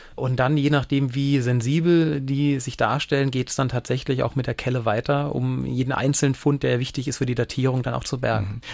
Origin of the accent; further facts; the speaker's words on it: Bliesgau, Saarland, Germany; ich bin zum Großteil im Bliesgau aufgewachsen. Also ich kenne ihn tatsächlich von Kindesbein